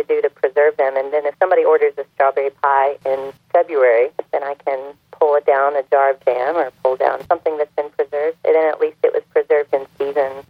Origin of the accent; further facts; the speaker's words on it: Burlington, North Carolina, United States; I'm from Burlington, North Carolina. That's where I was born. So I grew up in a Southern family